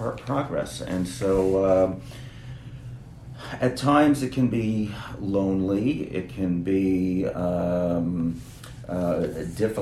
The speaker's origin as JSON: {"language": "English", "region": "New York area", "country": "United States", "tie": "born or raised there", "moved": "yes", "lives_now": "Israel", "said": "I grew up in the New York area, I grew up in a Jewish bubble"}